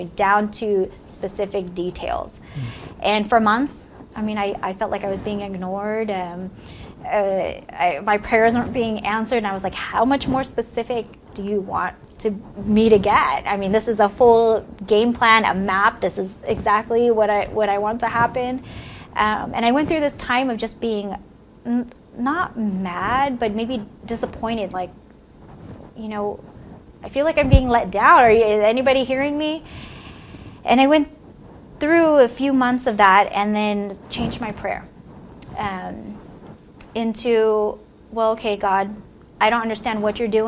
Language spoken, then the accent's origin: English; San Francisco Bay Area, California, United States; moved away as an adult; I'm from the San Francisco Bay Area, from a little town about 50 miles, I guess, east of San Francisco. I actually lived in the Bay Area pretty much all my life, except for the last few years.